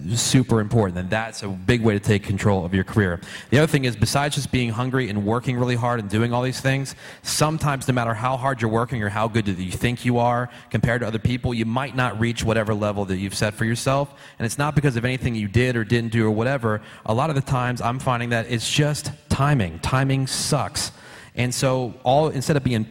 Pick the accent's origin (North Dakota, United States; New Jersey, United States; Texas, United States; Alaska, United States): New Jersey, United States; I grew up in Jersey